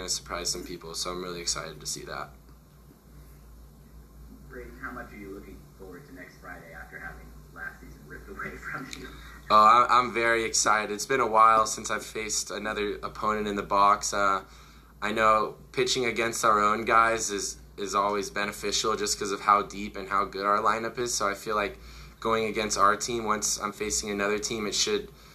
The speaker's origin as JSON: {"language": "English", "town": "Oceanside", "region": "California", "country": "United States", "moved": "as an adult", "lives_now": "New Orleans, United States", "said": "I'm from Oceanside"}